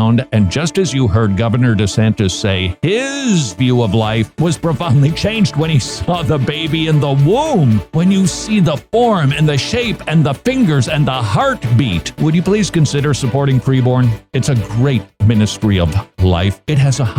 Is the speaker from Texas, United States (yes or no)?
no; Minnesota, United States; I come from Minnesota, not California.